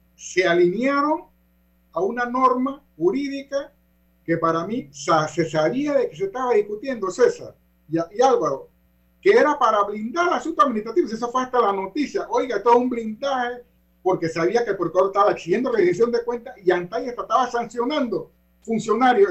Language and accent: Spanish; Panama; nosotros los panameños